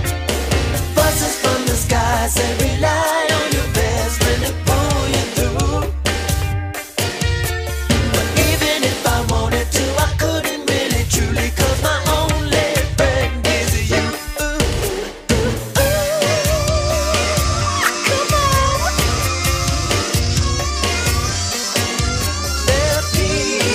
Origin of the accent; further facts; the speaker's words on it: Florida, United States; also born or lived in Decatur, Georgia / Atlanta, Georgia; being from Atlanta, growing up in Florida